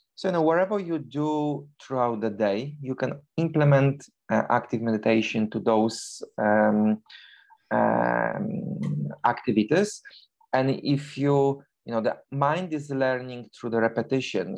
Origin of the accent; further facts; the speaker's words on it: Poland; English is a second language; moved away as an adult; now in London, United Kingdom; originally I'm from Poland, but for the past 21 years I live in, in London, in United Kingdom